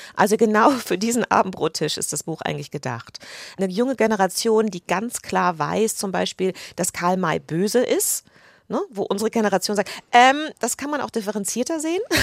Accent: United Kingdom; moved away as an adult; also born or lived in England; now in Germany; ich bin Britin

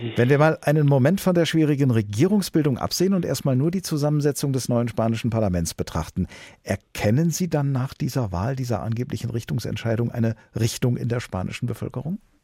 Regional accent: Germany; Hier bei uns in Deutschland

